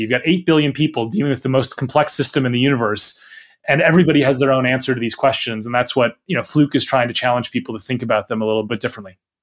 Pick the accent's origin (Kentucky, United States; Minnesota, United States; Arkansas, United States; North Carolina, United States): Minnesota, United States; moved away as an adult; now in United Kingdom; I grew up in Minnesota. I spent my whole childhood and, and early adult life there